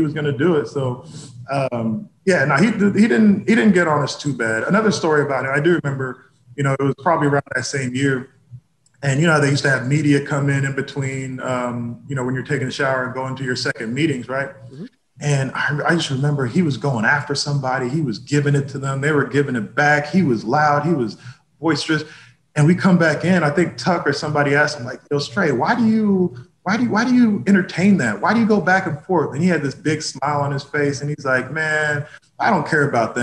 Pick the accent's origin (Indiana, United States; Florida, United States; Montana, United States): Indiana, United States; Indianapolis; moved away as an adult; also born or lived in Boston / New York; I was born in Indianapolis